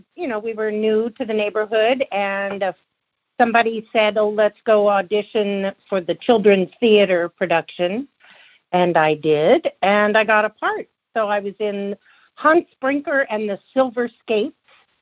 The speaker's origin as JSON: {"language": "English", "region": "Southern California", "country": "United States", "tie": "born or raised there", "also_born_or_lived": "Pennsylvania", "moved": "as an adult", "lives_now": "Pacific Northwest, United States", "said": "Oh, I was born in Pennsylvania, and my family moved to California when I was 8 years old. So that was 1962. And I lived in California for a long time, and then moved to the Pacific Northwest about 25"}